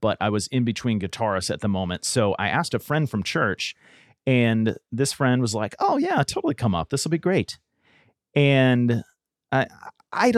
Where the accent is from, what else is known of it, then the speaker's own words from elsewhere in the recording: San Diego, California, United States; now in Tennessee, United States; growing up in Southern California, I went to Disneyland growing up